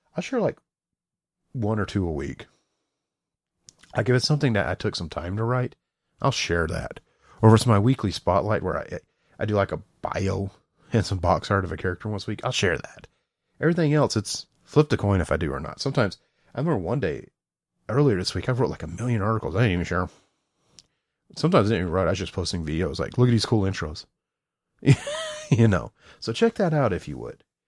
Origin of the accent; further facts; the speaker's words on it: the South, United States; I'm from the South